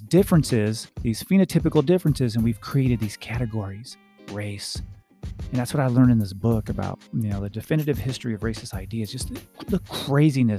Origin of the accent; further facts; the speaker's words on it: United States; I'm an American. I was born in this country.